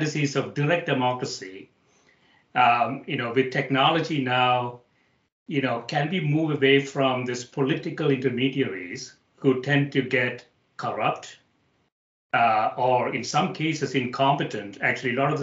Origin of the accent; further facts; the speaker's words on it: India; moved away; when I was growing up in India